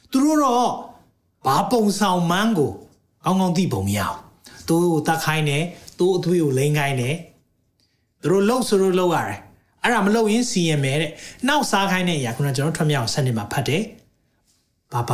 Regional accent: Myanmar; moved away as an adult; also born or lived in United Kingdom; ကျွန်တော်မြန်မာလူမျိုးတွေအတွက်အဲဘာကြောင့်လဲဆိုတော့ကျွန်တော်2003 2003မှာကျွန်တော် UK နိုင်ငံမှာ

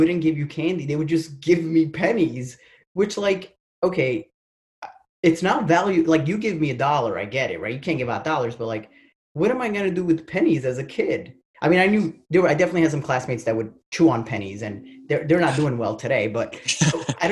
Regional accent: New Jersey, United States; I grew up in North Jersey where it was a very urban town

